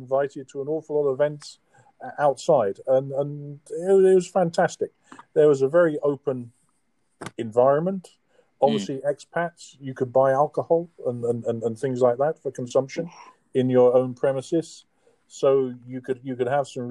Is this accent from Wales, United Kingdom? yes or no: yes; Caldicot, Wales, United Kingdom; moved away; also born or lived in Essex / Bristol; No, I grew up in South Wales, a place called Caldicot. But unfortunately, I was born in Essex